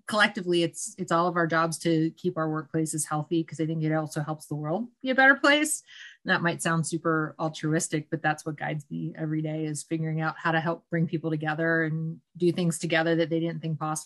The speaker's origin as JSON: {"language": "English", "town": "Pittsburgh", "region": "Pennsylvania", "country": "United States", "tie": "born or raised there", "said": "I've grown up in Pittsburgh, born and raised in Southwestern PA"}